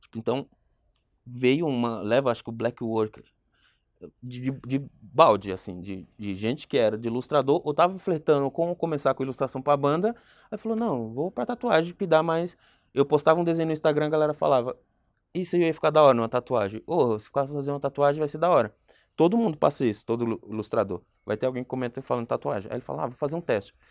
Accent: Caruaru, Pernambuco, Brazil; moved away as an adult; now in São Paulo, Brazil; Eu vim para São Paulo, eu sou pernambucano

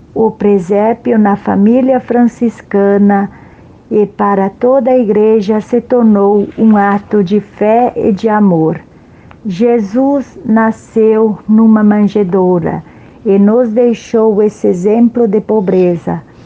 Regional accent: Concórdia, Santa Catarina, Brazil; now in Rio de Janeiro, Brazil; Sou natural de Concórdia, Santa Catarina. Eu moro no Rio de Janeiro

